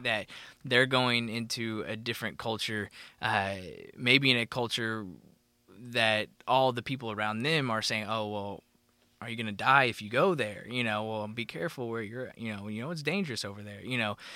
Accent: Oklahoma, United States; growing up in Oklahoma, we go to Falls Creek

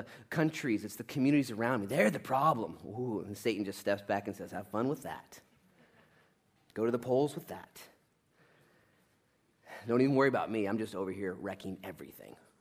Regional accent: United States; as an American

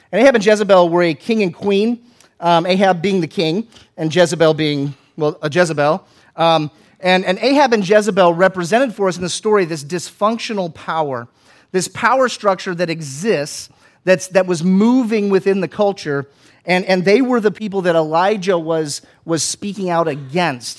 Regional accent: Florida, United States; where I grew up in Florida

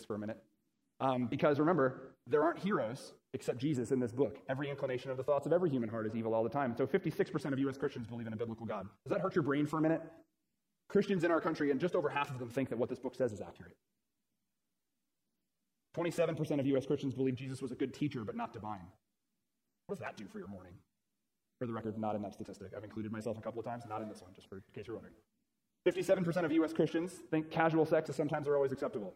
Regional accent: Florida, United States; I'm from Florida

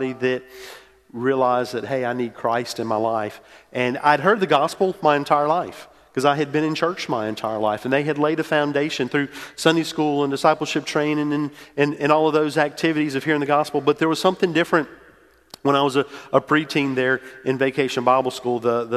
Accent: New Orleans, Louisiana, United States; moved away as an adult; also born or lived in Metairie, Louisiana / Mississippi State; I grew up in New Orleans, went to school at Mississippi State

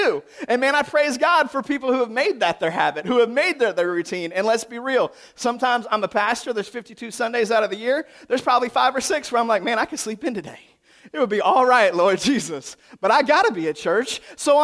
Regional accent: the South, United States; that's how we do it in the South

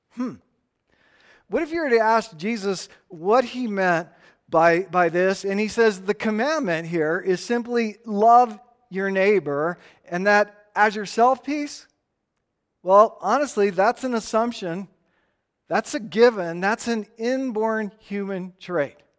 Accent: Tucson, Arizona, United States; now in Estes Park, United States; hundred and ten plus degree days growing up in Tucson

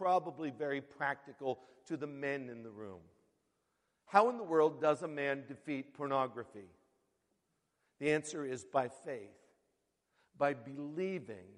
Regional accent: Western Pennsylvania, United States; now in Queens, United States; I grew up in Western Pennsylvania

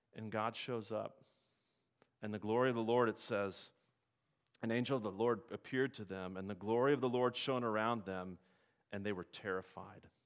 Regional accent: Nebraska, United States; I grew up in Nebraska

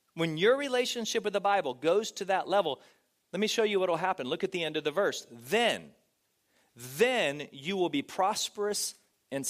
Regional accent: Texas, United States; now in California, United States; I grew up in Texas, and in Texas we had a lot of farms and a lot of cows

